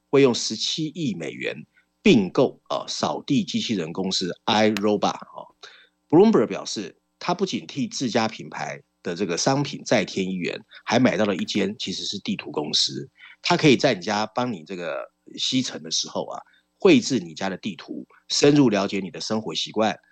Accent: Taiwan; 我们在这边长大

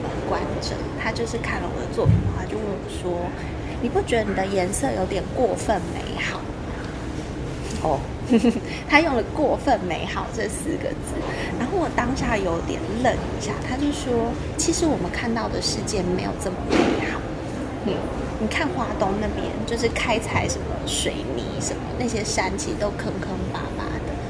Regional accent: Hualien, Hualien County, Taiwan; now in Taitung, Taiwan; 我其实出生在花莲，我是花莲人，然后现在定居在台东。

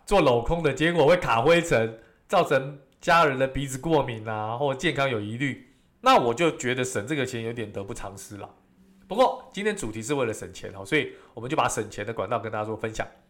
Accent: Taiwan; 我们台湾人的一个习俗

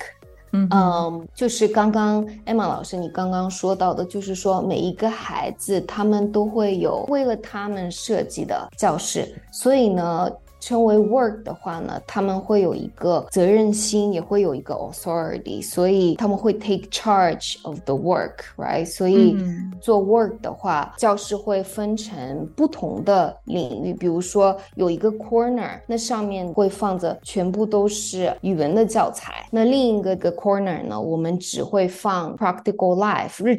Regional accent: Japan; also born or lived in China; now in New York, United States; 我是嗯中日混血，所以呢，成长在日本，出生在日本，但是又在中国大陆成长很长时间，然后。现在又在这边，所以我会三国语言。

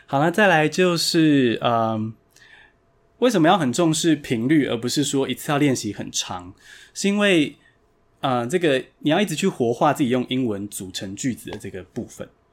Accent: Taiwan; 所以我就在台湾土生土长的啦。那，呃，我是在，现在跟大家一样在学校读英文嘛，然后后来到台大外文系。那我短，短暂到美国游学四个月

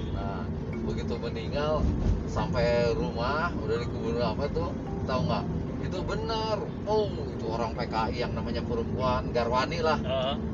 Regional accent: Tangerang, Banten, Indonesia; born or raised there

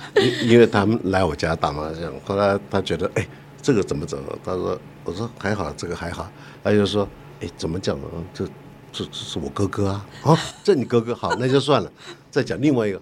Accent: Taipei, Taiwan; 我是台北市长大

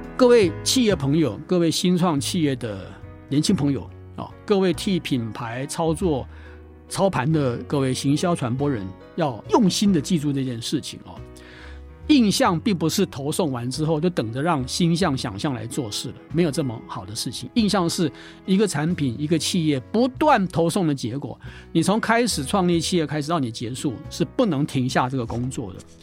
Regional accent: Taiwan; 我们台湾人

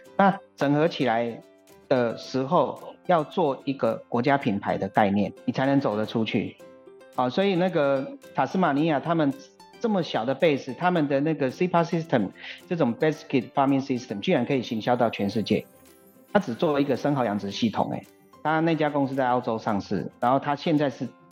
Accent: Yilan County, Taiwan; 我们宜兰这边也常有啊

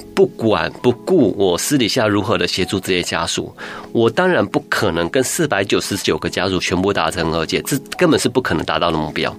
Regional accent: Taiwan; 我们台湾人

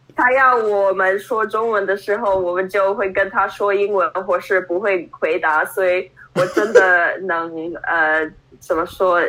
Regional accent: New York, United States; Chinese is a second language; also born or lived in Hunan, China / Taiwan; 我在湖南省出生，然后我六个月的婴儿的时候，我就被领养到美国 ，呃，我是在纽约的布鲁克伦长大，然后我有一个比我小两岁的弟弟，他也是从中国领养的孩子

